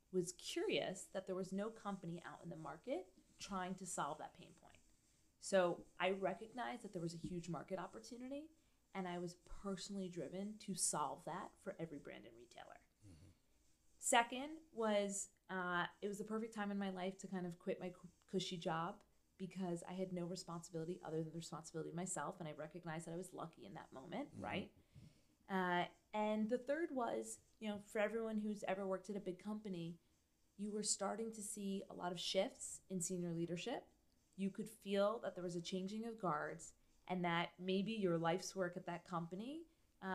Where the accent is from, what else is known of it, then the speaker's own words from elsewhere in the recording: New York, United States; I grew up in New York